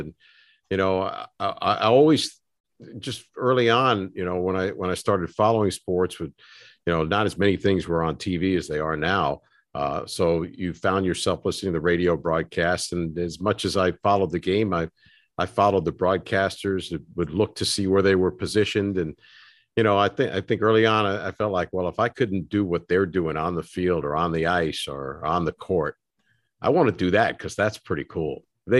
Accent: Yonkers, New York, United States; I grew up in Yonkers, not far from Fordham, you know, just outside the city.

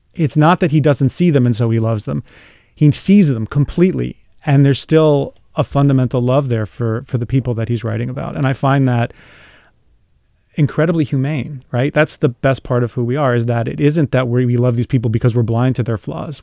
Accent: New York City, New York, United States; I grew up about five miles from there.

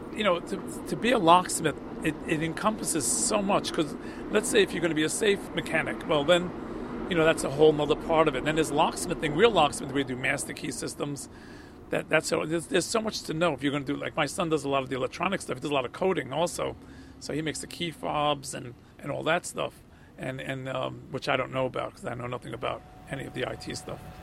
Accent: New York City, New York, United States; also born or lived in Elizabeth Street, Manhattan; I was born on Elizabeth Street, but then we moved to Astoria.

